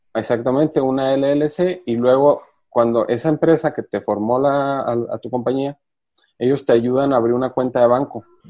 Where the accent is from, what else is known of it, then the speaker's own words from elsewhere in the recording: Mexico; como mexicanos